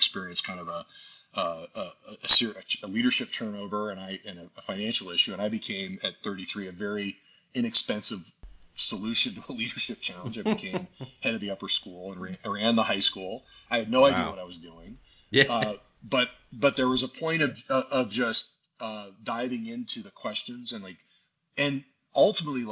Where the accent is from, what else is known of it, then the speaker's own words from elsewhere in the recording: Tucson, Arizona, United States; moved away as an adult; also born or lived in Nashville, Tennessee / Austin, Texas; now in Colorado, United States; I had such a great experience at an independent school growing up in Tucson